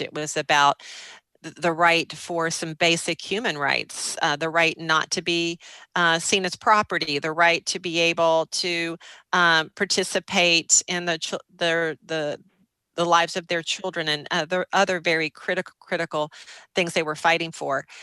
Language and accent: English; Minnesota, United States; also born or lived in Excelsior, Minnesota; a fellow Minnesotan